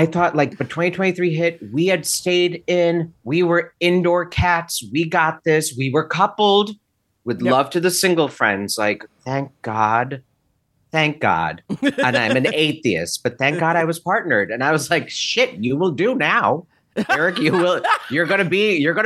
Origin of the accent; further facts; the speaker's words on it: Naperville, Illinois, United States; growing up in Naperville, Aurora, Illinois